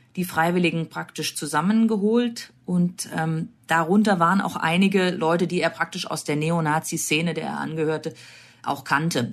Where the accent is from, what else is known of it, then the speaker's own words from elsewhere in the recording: Germany; bei uns in Deutschland